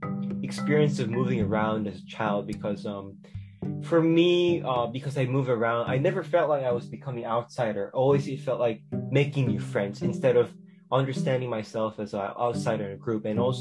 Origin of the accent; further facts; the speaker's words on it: South Korea; English is a second language; also born or lived in Texas, United States; now in United States; so I was born in Texas, and I lived there for 4 years, and then I moved back to Korea. And until I was 12, I lived in Korea. But even when I was in Korea, I moved around different places every almost like 3 years